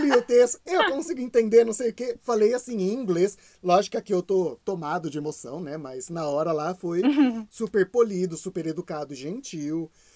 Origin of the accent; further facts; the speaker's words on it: Brazil; moved away as an adult; a gente é brasileiro